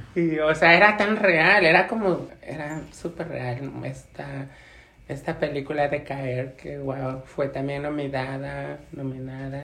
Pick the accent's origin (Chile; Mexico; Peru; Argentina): Mexico; Mexico City; moved away as an adult; now in New York, United States; soy de México, Ciudad de México. Em, he vivido aquí en Nueva York por 22 años